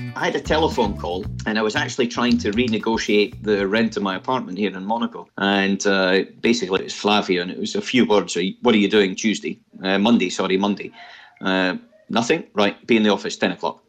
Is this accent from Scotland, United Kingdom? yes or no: yes; Scotland, United Kingdom; as a Scotsman